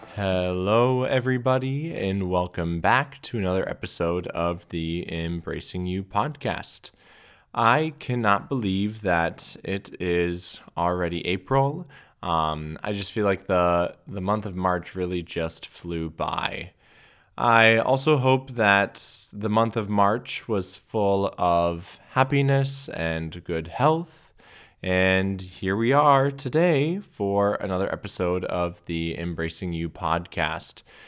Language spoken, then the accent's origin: English; Minnesota, United States; being a Minnesotan